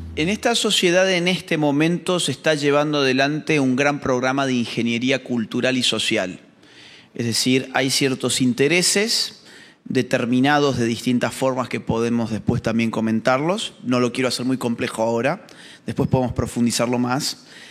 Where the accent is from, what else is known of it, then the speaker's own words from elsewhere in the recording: Argentina; en la Argentina, en mi país